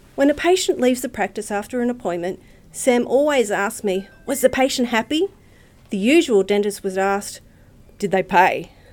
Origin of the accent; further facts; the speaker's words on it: Redcliffe, Queensland, Australia; I grew up in Redcliffe, so I consider myself a local, and I still live close